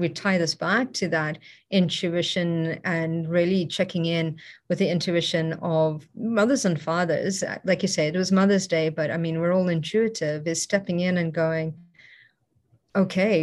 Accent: South Africa; moved away; I grew up in South Africa, it's also a very dangerous place

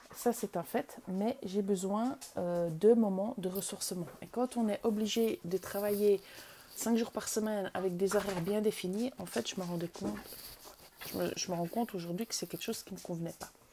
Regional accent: Vaud, Switzerland; moved away as an adult; je suis née en Suisse. J'ai vécu jusqu'à 27 ans en Suisse. Euh, en Suisse, j'ai grandi d'abord dans le canton de Vaud

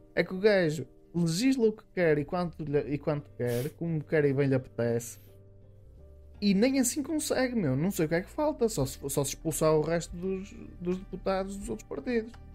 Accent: Minho, Portugal; eu sou minhoto e os minhotos são assim muito labregos

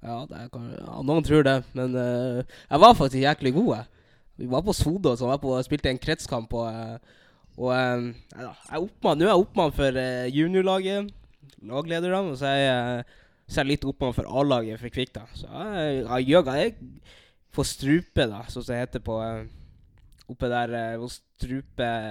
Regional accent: Narvik, Nordland, Norway; accent: nordlending dialect; moved away as an adult; also born or lived in Bodø / Burundi (ancestry); now in Halden, Norway; jeg er født i Bodø. Bodde her i to år. Så jeg oppvoksa i, nei, i Narvik, der jeg bodde i 13 år.

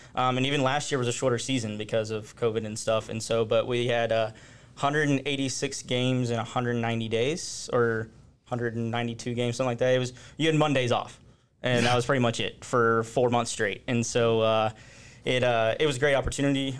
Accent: Forney, Texas, United States; I grew up in Forney

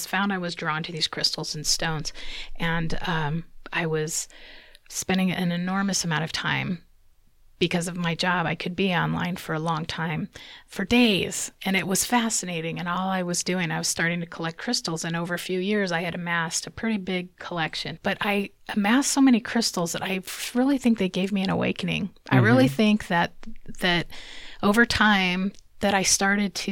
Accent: Omaha, Nebraska, United States; moved away as an adult; now in Utah, United States; In Omaha, Nebraska. Mm-hmm. So that was most of my life there, about 23, 24 years.

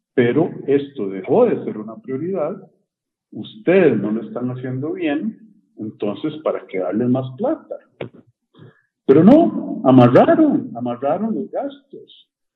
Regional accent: Costa Rica; nosotros ahora somos como costarricenses

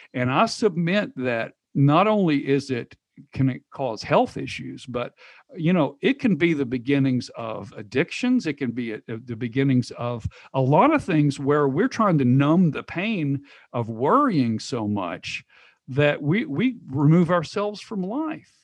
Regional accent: Knoxville, Tennessee, United States; moved away as an adult; also born or lived in Texas; I'm from Knoxville, but I moved to Texas

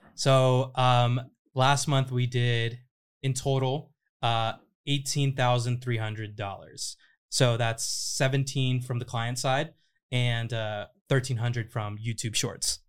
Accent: Riverside, California, United States; moved away as an adult; now in Los Angeles, United States; I grew up in Riverside.

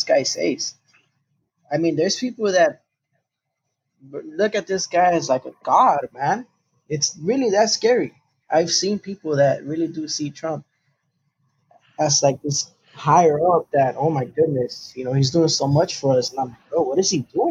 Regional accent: United States; we're American

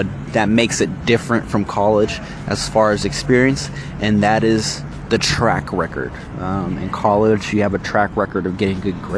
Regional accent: San Francisco, California, United States; now in Sacramento, United States; I was born in San Francisco. And when I moved out here to Sacramento, I only wore a lot of San Francisco gear

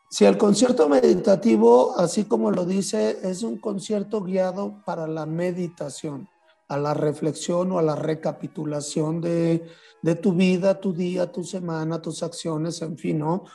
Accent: San Luis Potosí, Mexico; moved away; en los mercados de San Luis Potosí, donde yo nací

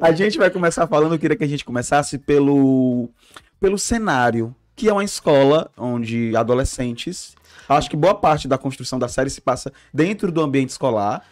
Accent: Ceará, Brazil; somos cearenses

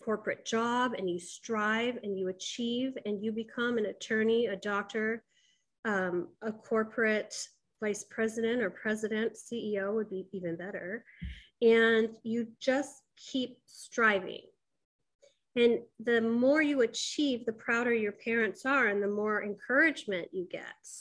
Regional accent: Kailua, Hawaii, United States; I was born in Kailua, Hawaii.

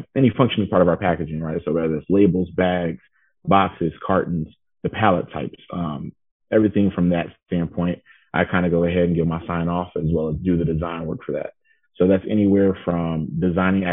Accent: Atlanta, Georgia, United States; also born or lived in Clemson, South Carolina; I am originally from the Atlanta, Georgia area.

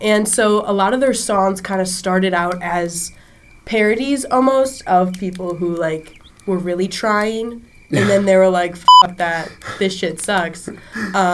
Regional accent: Milwaukee, Wisconsin, United States; I'm from Milwaukee, Wisconsin

